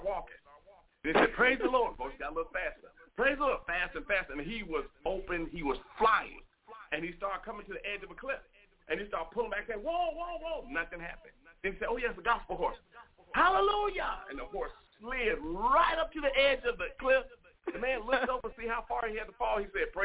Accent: Martin, Tennessee, United States; moved away as an adult; also born or lived in Los Angeles, California; now in North Richland Hills, United States; I started off in stand-up comedy in my hometown in Martin, Tennessee.

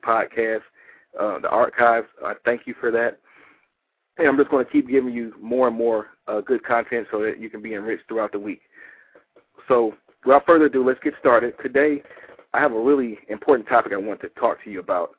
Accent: Detroit, Michigan, United States; now in Atlanta, United States; I'm originally from Detroit

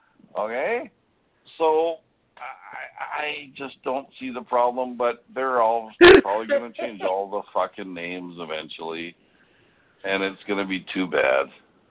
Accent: Winnipeg, Manitoba, Canada; this is a typical Winnipeg thing, growing up, I had an Eskimo family that lived three doors down from me.

